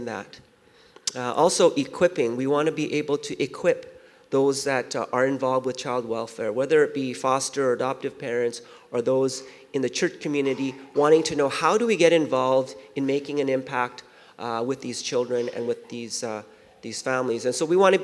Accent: Vancouver, British Columbia, Canada; also born or lived in Seoul, South Korea / Winnipeg; I was born in Seoul, South Korea, and our family came out to Vancouver when I was 5. And when I was living in Vancouver

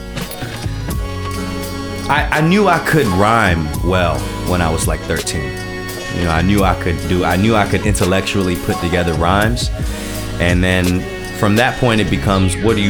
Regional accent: Durham, North Carolina, United States; first language Japanese; moved away as an adult; also born or lived in Washington, D.C.; now in Los Angeles, United States; I'm Asian American in Durham, North Carolina

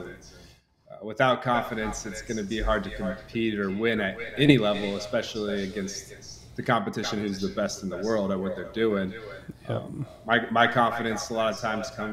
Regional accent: Lee's Summit, Missouri, United States; also born or lived in Kearney, Nebraska; we moved into the Kansas City, Lee Summit, Missouri area

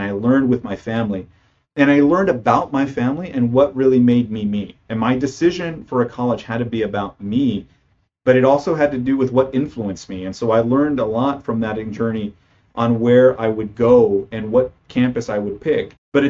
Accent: Parlier, California, United States; I'm born and raised in California. So I came from a small farming community outside of Fresno, California. That town being Parlier, California, which is a small community, we had a very small graduating class.

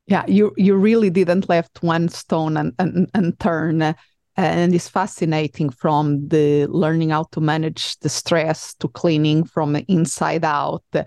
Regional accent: Portugal; English is a second language; now in United States; I am originally from Portugal.

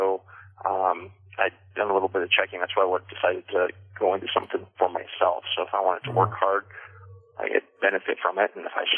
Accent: Everett, Washington, United States; also born or lived in Colorado / Canada; I'm from Washington, but I'm not from Linden. You know, I was born down in Everett. Washington, and kind of moved around a bit growing up. I lived in Colorado, lived up in Canada for a few years.

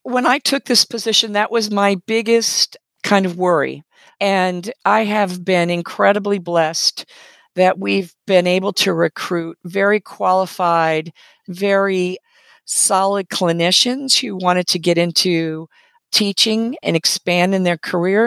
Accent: West Coast, United States; also born or lived in Canada; now in Southwest Virginia, United States; I grew up on the West Coast

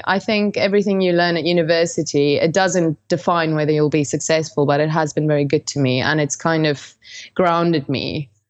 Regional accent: South Africa; I grew up in South Africa in quite a conservative household

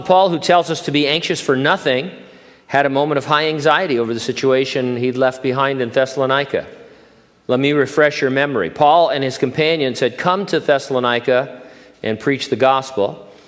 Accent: Southern California, United States; moved away as an adult; now in Hanford, United States; in Southern California, uh, you know, growing up there for the first 20 plus years of my life

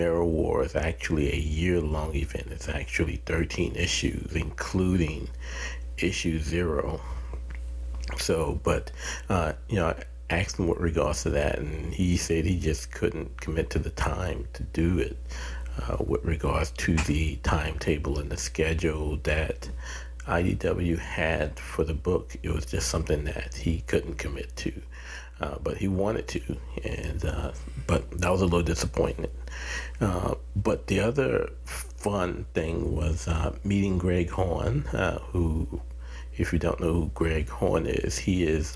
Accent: New Orleans, Louisiana, United States; I had to catch a 6 o'clock flight home back to New Orleans

